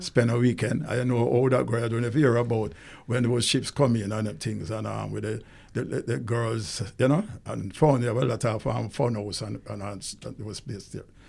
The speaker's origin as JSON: {"language": "English", "town": "Kingston", "country": "Jamaica", "tie": "born or raised there", "said": "I was born in Kingston."}